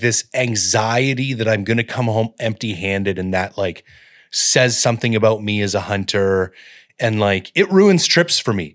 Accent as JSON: {"language": "English", "town": "Collingwood", "region": "Ontario", "country": "Canada", "tie": "born or raised there", "also_born_or_lived": "Owen Sound / Barrie / London, Ontario", "moved": "yes", "said": "I grew up at Blue Mountain in Collingwood"}